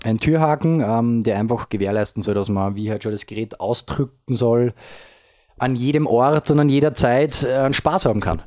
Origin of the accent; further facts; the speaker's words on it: Upper Austria, Austria; ich als Oberösterreicher, äh, geboren dort